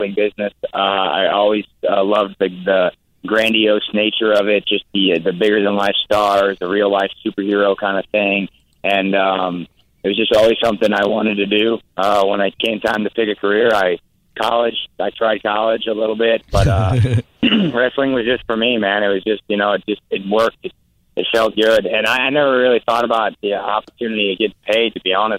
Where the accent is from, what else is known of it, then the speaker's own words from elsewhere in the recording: Iowa, United States; also born or lived in Tampa, Florida; I'm from Iowa, man. I grew up in the Midwest. I still live there